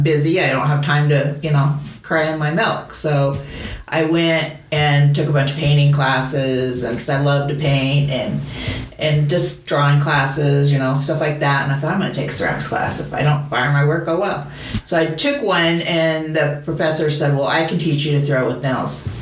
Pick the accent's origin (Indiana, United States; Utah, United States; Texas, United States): Utah, United States; St. George; moved away; also born or lived in Salt Lake City, Utah; I was born and raised in St. George.